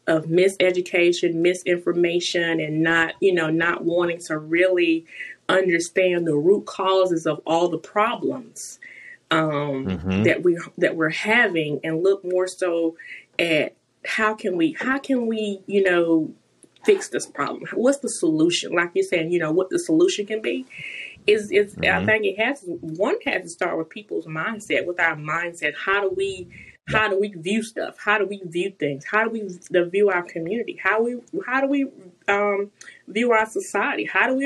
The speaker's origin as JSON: {"language": "English", "town": "Promised Land", "region": "South Carolina", "country": "United States", "tie": "born or raised there", "said": "I grew up in a little mm-hmm. community right down the road from Greenwood. It's called Promised Land"}